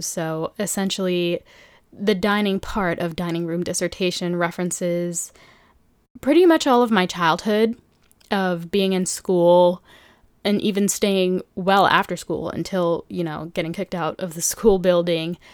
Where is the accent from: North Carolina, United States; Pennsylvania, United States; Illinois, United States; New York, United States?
New York, United States; New York City; also born or lived in Philadelphia; born and raised in New York City